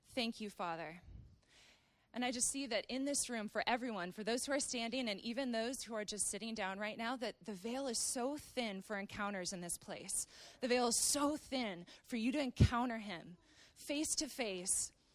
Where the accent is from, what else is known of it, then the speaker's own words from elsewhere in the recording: Wisconsin and Minnesota, Midwest, United States; moved away as an adult; now in Redding, United States; I grew up in Wisconsin and Minnesota